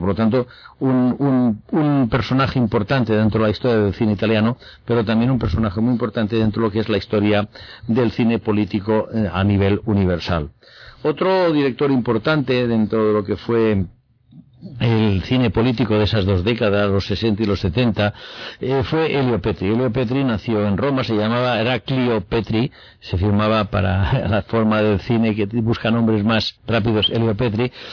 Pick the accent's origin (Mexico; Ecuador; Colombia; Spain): Spain; como espectador español